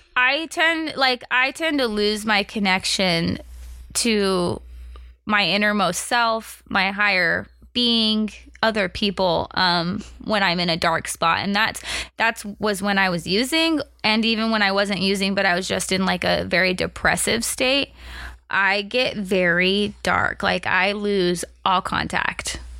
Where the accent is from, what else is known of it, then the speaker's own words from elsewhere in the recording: United States; moved away; I grew up on Lake Powell.